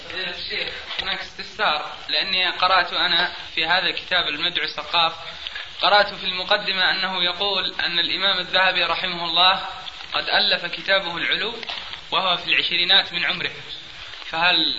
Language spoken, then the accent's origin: Arabic; Aden, Yemen; عندنا في عدن